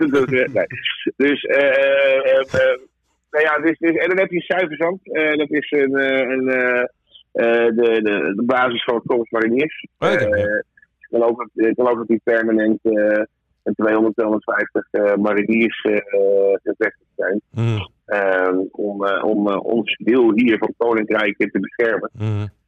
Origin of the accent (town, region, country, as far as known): Netherlands; now in Curaçao